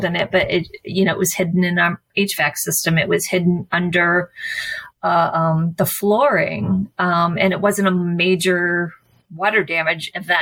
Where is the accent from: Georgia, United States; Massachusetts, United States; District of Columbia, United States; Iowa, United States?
Massachusetts, United States; moved away; I grew up in Massachusetts.